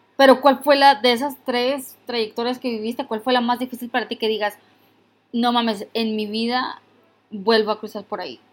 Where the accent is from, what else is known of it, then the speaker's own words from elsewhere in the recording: Mexico; now in United States; Yo soy mexicana.